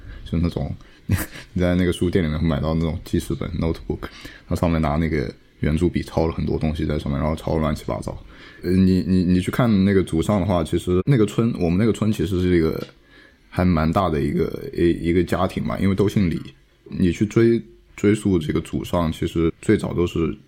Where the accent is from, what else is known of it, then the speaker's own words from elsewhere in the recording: Liyang, Jiangsu, China; moved away; 因为我们三个人都来自于江苏苏南的县城，然后我是来自于江苏常州的溧阳市